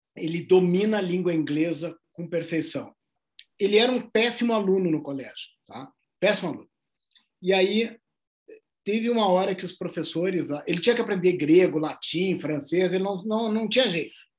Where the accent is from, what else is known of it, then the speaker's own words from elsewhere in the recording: Brazil; Do Brasil.